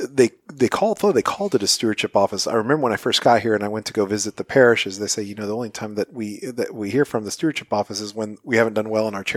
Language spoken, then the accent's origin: English; Corpus Christi, Texas, United States; moved away as an adult; now in Phoenix, United States; born and raised in Corpus Christi, Texas